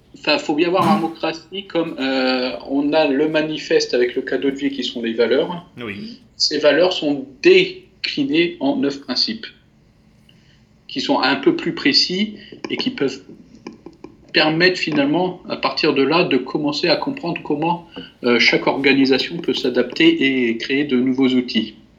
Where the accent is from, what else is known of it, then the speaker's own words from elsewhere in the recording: France; même si je suis français, j'ai j'ai été euh, élevé euh, dans, la multiculturalité